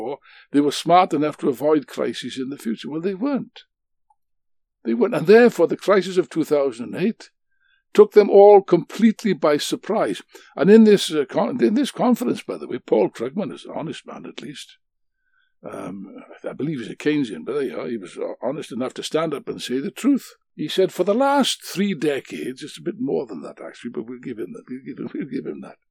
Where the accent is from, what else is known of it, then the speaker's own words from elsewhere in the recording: Wales, United Kingdom; being a Welshman like myself.